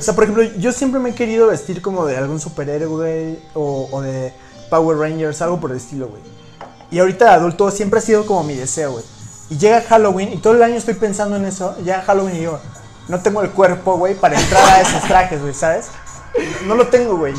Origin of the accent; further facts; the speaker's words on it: Mexico; como mexicanos